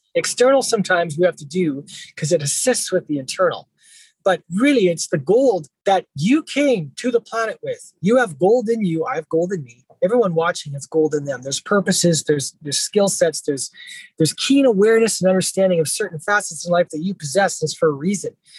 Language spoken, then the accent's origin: English; Abbotsford, British Columbia, Canada; also born or lived in Vancouver; after coming back to my hometown, Abbotsford